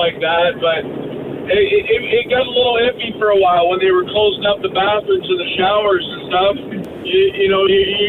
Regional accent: London, Ontario, Canada; I'm originally from London, Ontario, too

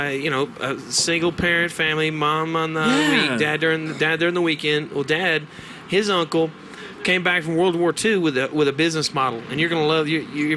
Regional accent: Kentucky, United States; moved away; I originally grew up in Kentucky.

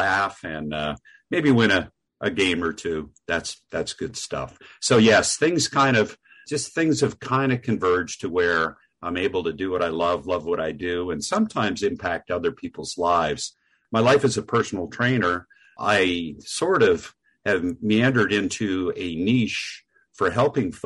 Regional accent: New Jersey, United States; moved away as an adult; also born or lived in Vermont; grew up in New Jersey

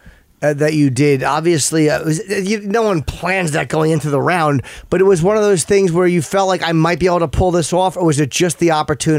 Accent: New Jersey, United States; I grew up in Jersey

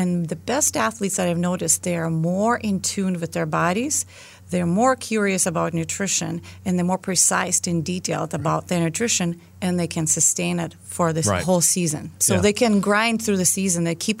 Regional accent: Lithuania; accent: Lithuanian; English is a second language; well, I hear your accent because I'm not from the United States. So, of course, they can hear my Lithuanian accent.

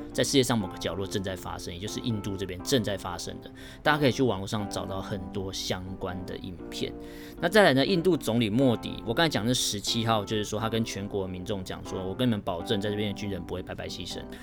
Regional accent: Taiwan; 明明我是台湾人

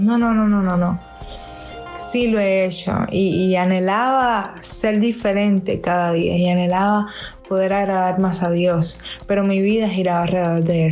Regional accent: Havana, Cuba; Soy cantautora de La Habana, Cuba.

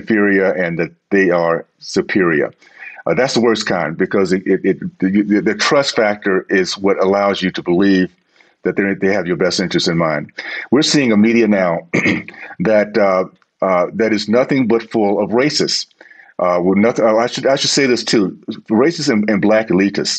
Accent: Deep South, United States; I grew up in the Deep South

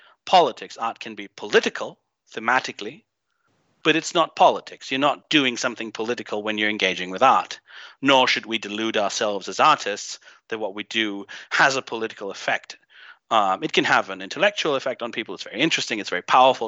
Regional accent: Greece; moved away as an adult; also born or lived in Germany; I grew up in Greece. I'm half Greek. I have another bizarre accent to add to your collection of weird accents on your show, but I grew up here

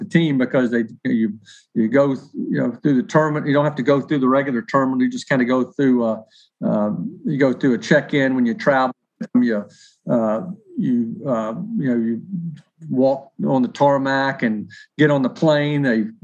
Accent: Nashville, Tennessee, United States; work in my hometown covering an NFL team

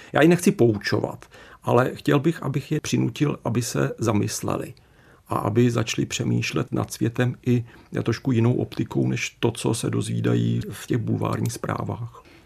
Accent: Czechia

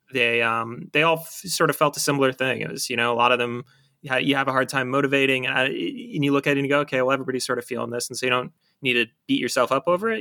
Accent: Buffalo, New York, United States; moved away as an adult; growing up in Buffalo

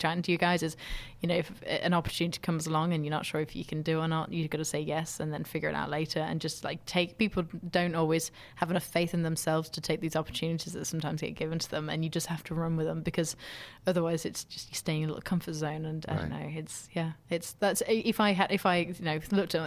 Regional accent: United Kingdom; very proud to be British.

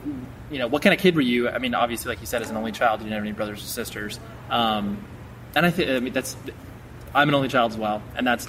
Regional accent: Las Vegas, Nevada, United States; born there; because I was born in Vegas

